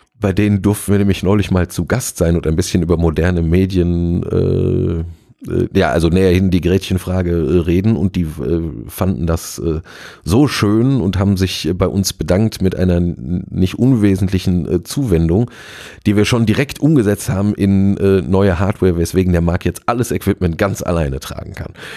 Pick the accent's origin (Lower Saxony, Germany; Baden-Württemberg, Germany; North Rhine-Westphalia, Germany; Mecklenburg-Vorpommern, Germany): North Rhine-Westphalia, Germany; Gelsenkirchen; also born or lived in Duisburg; von meiner Heimat, äh, Kirchen, Gelsenkirchen-Bulmke